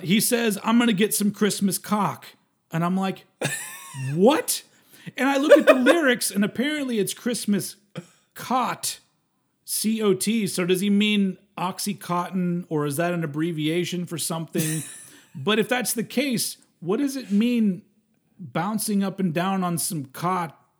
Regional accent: United States; I'm American

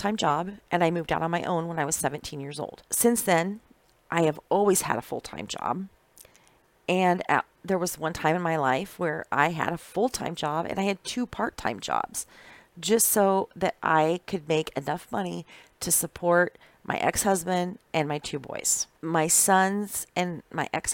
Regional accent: Iowa, United States; moved away as an adult; also born or lived in Indianola, Iowa; now in Wisconsin, United States; I've been working ever since I was a little girl, growing up in Iowa, in the country

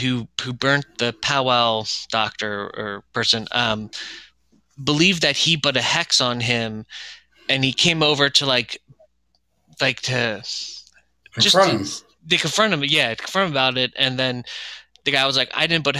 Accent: Chester County, Pennsylvania, United States; back where I grew up in Chester County

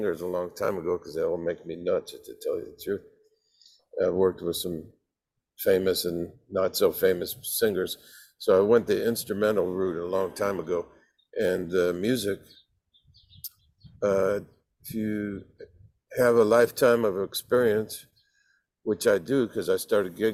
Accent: San Francisco Bay Area, California, United States; growing up in the San Francisco Bay Area

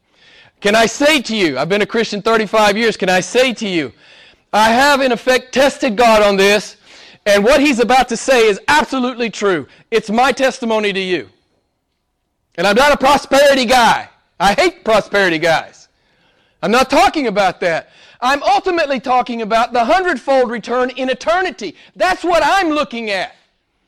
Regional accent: United States; I was an average American

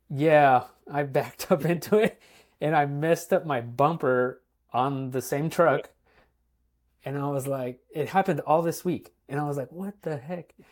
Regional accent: California, United States; moved away; growing up in California.

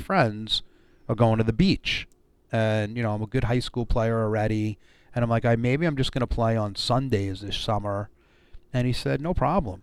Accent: Brooklyn, New York, United States; born and raised in Brooklyn, New

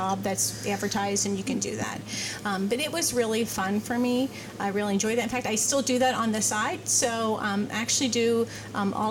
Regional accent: Batesville, Indiana, United States; I was born in Batesville, Batesville native. We lived on South Park Avenue in Batesville when I was little.

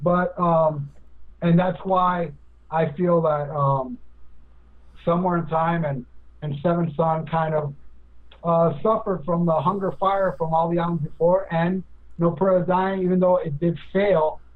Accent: Hialeah, Florida, United States; my hometown, Hialeah, Florida. He's a Cuban like me

